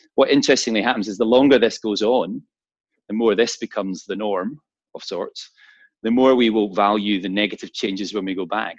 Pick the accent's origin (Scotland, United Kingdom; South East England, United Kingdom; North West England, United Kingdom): Scotland, United Kingdom; Glasgow; my hometown in Glasgow.